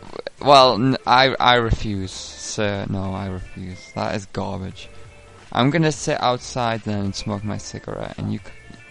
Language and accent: English; England, United Kingdom; I'm jet-lagged to fuck. I'm from England.